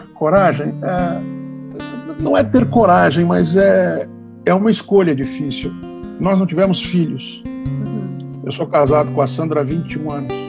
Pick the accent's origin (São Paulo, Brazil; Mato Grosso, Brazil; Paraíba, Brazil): São Paulo, Brazil; eu nasci branco em São Paulo, homem